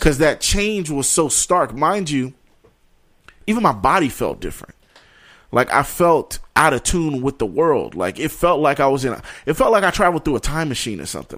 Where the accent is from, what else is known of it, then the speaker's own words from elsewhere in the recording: New York, United States; growing up in New York